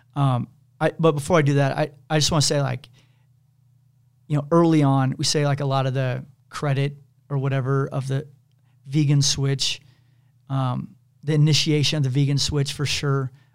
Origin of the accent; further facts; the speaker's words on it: Kansas City, United States; I grew up in Kansas City